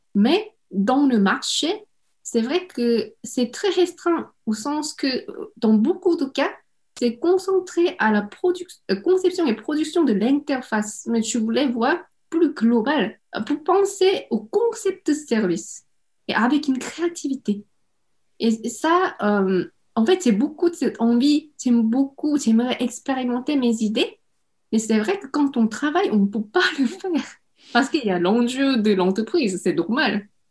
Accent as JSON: {"language": "French", "region": "Seoul", "country": "South Korea", "tie": "born or raised there", "second_language": "French", "moved": "as an adult", "lives_now": "France", "said": "je suis née à Séoul et j'ai grandi dans une famille avec mes parents"}